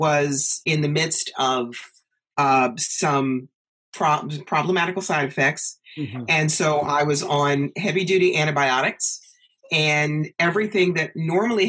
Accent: New York, United States; moved away as an adult; also born or lived in Atlanta; I'm from New York

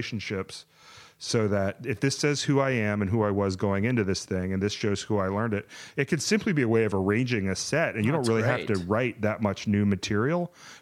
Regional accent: the South, United States; as a Southerner

